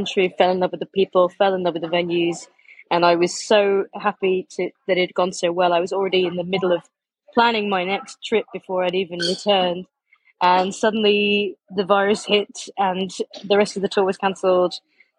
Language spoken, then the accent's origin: English; Leicester, East Midlands, United Kingdom; I am from Leicester in the UK, in the middle of England.